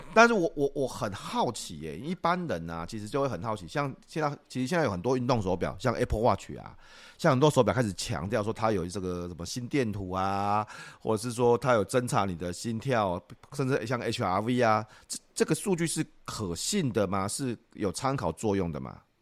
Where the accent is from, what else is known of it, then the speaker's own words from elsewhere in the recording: Shalu, Taichung, Taiwan; 我的老家就在沙鹿啊